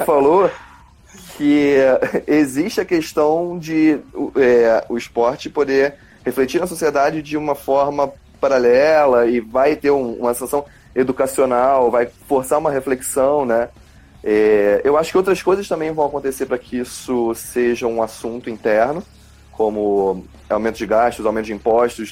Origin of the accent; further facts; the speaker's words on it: Brazil; eu, como brasileiro